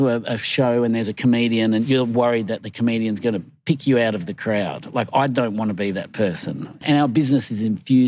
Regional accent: Sydney, New South Wales, Australia; moved away as an adult; also born or lived in United Kingdom / New York; I was born in Sydney.

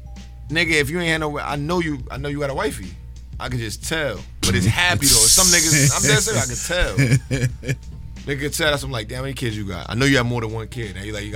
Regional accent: New York City, New York, United States; born or raised there; also born or lived in Bronx, New York / Brooklyn, New York / Roosevelt, New York / Uniondale, New York

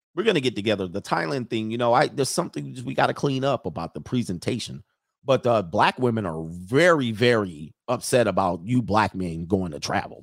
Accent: United States

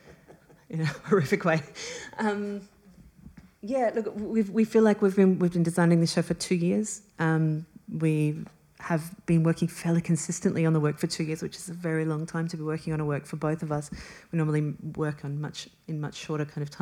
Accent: Australia; we're both from Australia

